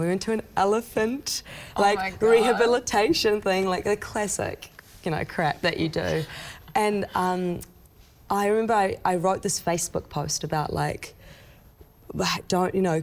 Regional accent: Nelson, New Zealand; born or raised there; also born or lived in Iran

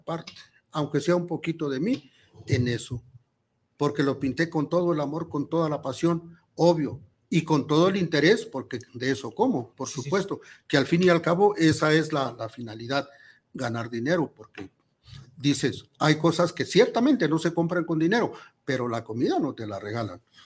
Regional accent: Tonalá, Jalisco, Mexico; nacimos en Tonalá

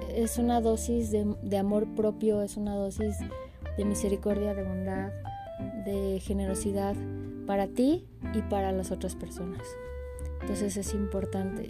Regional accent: Mexico; soy mexicana

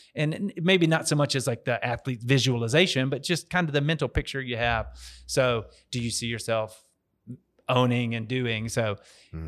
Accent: Dallas, Texas, United States; moved away as an adult; also born or lived in Nashville, Tennessee; now in Memphis, United States; I'm from Dallas, Texas. Originally moved up to Tennessee to go to college in Nashville

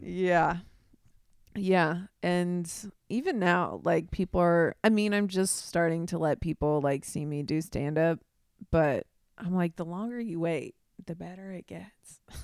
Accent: Midwest, United States; growing up in the Midwest

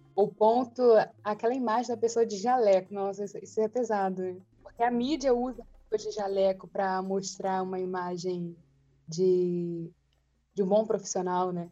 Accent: Rio de Janeiro, Brazil; nós três somos aqui do Rio

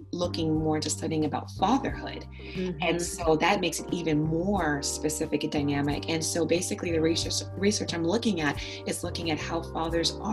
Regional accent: St. Lucia; also born or lived in Lincoln, Nebraska; now in Spokane, United States; originally I'm from the Caribbean, from the island of St. Lucia

